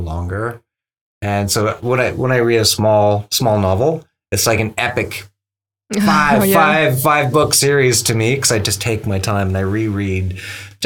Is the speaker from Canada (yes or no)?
yes; Powell River, British Columbia, Canada; I grew up in Powell River, which is a small town